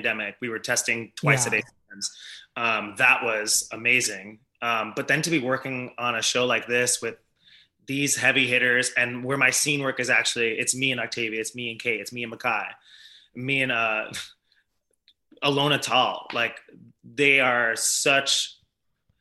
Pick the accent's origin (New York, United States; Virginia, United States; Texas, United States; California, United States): New York, United States; I'm born and raised in New York